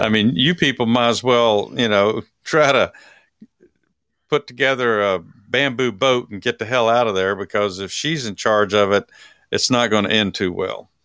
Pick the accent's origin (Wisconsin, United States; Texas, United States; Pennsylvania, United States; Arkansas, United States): Texas, United States; from my home state